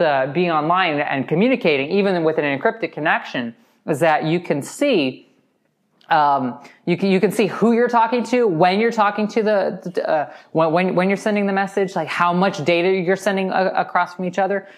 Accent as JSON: {"language": "English", "country": "United States", "said": "as an American"}